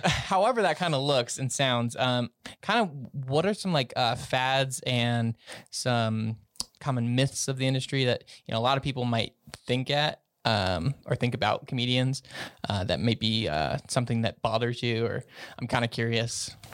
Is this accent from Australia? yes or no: no; Colorado, United States; I'm from Colorado